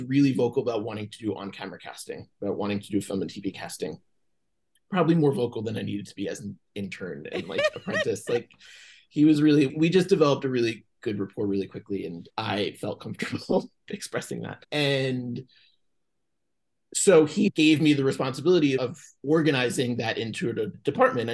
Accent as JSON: {"language": "English", "town": "Atlantic Beach", "region": "New York", "country": "United States", "tie": "born or raised there", "moved": "yes", "lives_now": "Los Angeles, United States", "said": "I grew up on Long Island in New York, just far Rockaway, a town called Atlantic Beach"}